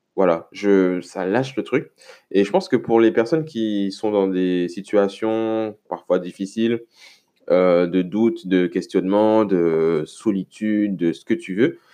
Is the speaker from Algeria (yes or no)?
no; Le Lamentin, Martinique; chez moi au Lamentin